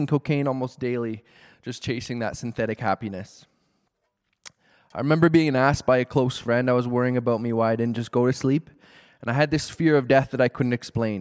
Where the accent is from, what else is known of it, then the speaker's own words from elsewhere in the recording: Calgary, Alberta, Canada; I grew up in Calgary in a loving Christian home with two brothers and amazing parents